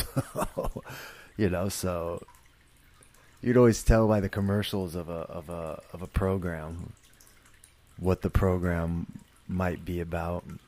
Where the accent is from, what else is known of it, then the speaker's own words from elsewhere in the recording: San Jose, California, United States; I grew up in San Jose